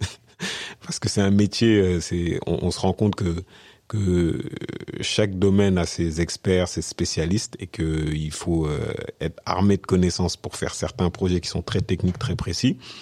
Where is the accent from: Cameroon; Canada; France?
France; moved away as an adult; also born or lived in Senegal; je suis né, je suis né au Sénégal. Je suis venu en France à l'âge de 6 ans. Et euh, 30 ans après mon arrivée en France, je suis retourné au Sénégal